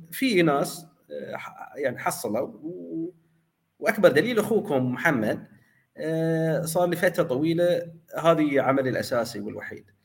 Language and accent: Arabic; Bahrain; فلذلك احنا من البحرين من المدن الصغيره